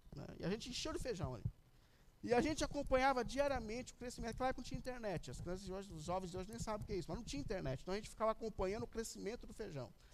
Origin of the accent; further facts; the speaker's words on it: São Paulo, Brazil; quando eu era criança, eu cresci na Vila Ré, aqui na Zona Leste mesmo, perto da igreja